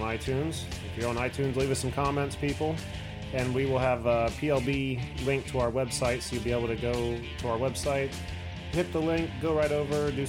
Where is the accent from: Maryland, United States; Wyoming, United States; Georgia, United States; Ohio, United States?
Ohio, United States; West Liberty; moved away as an adult; now in Marysville, United States; where I'm originally from, West Liberty, which is like another half hour northwest from Marysville